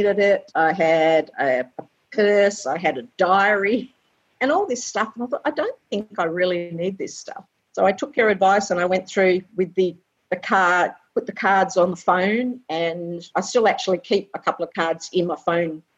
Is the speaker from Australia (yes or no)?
yes; Perth, Western Australia, Australia; also born or lived in England / Chidlow, Western Australia; now in Ballybally, Australia; I was born in England originally and came to Australia when I was 3, but we've always lived in Perth, around Perth and that sort of thing.